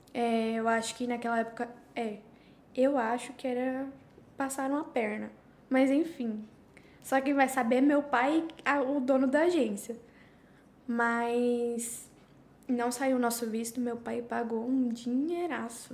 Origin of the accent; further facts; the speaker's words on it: Curitiba, Paraná, Brazil; also born or lived in São José dos Pinhais; now in Spain; estou aqui há seis anos, sou de Curitiba, Paraná. Na verdade, eu morava em São José dos Pinhais